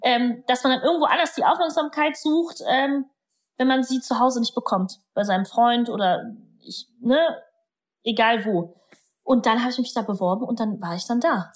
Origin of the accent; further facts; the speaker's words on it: Germany; first language German; Meine Eltern sind ja irgendwann äh, vom Polen nach Deutschland rübergekommen. Da hatte meine Mutter mich im Bauch. Und ich bin ja dann deutsch aufgewachsen